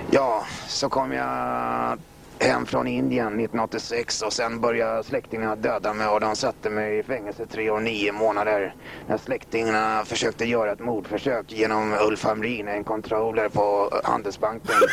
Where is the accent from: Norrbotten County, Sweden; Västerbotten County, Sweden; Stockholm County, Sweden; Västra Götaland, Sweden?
Stockholm County, Sweden; Stockholm; born there; jag är född i Bagarmossen